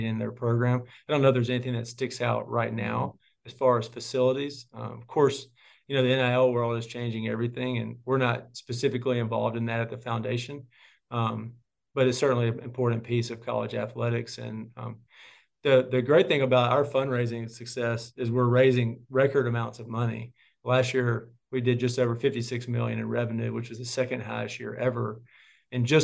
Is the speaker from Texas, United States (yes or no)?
no; Clarksdale, Mississippi, United States; growing up in Clarksdale